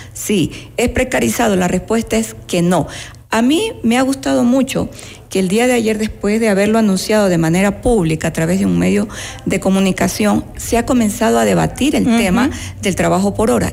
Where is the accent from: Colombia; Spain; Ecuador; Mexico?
Ecuador; Manabí; manavita de la misma provincia de donde yo soy oriunda